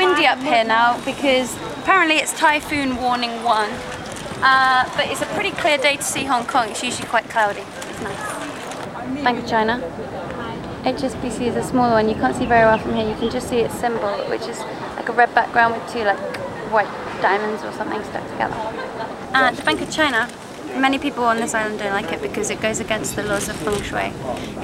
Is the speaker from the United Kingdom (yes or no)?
yes; United Kingdom; we're from Britain